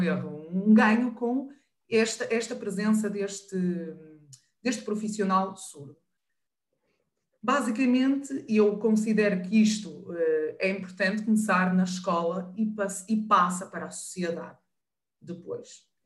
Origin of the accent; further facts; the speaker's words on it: the North, Northern Portugal, Portugal; Eu sou do Norte